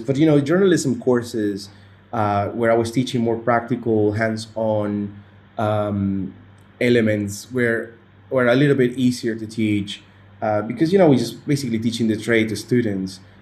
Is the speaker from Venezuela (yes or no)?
yes; Venezuela; moved away as an adult; now in Qatar; my home country Venezuela